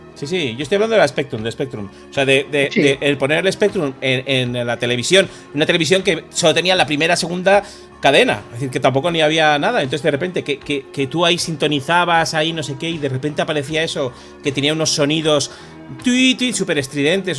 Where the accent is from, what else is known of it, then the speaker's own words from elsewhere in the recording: San Sebastián, Basque Country, Spain; moved away; cuando me fui de Donostia